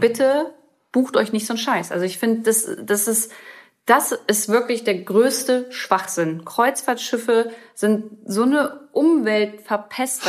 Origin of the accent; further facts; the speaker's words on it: Germany; bei uns in Deutschland